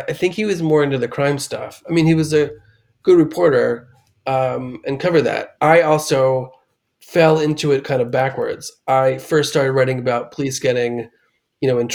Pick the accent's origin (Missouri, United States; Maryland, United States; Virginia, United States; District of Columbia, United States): District of Columbia, United States; Washington; I grew up in Washington, D.C. and in the suburbs